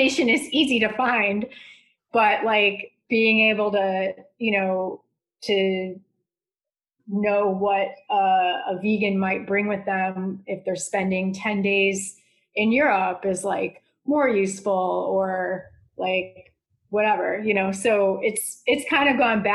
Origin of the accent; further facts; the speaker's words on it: Chicago, Illinois, United States; my roots are here. So we're just like, this makes sense to just stay put. I've always been here.